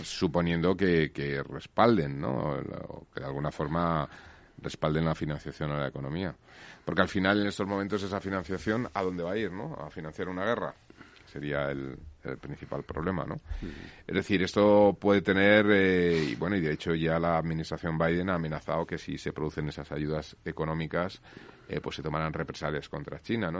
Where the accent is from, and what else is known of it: Spain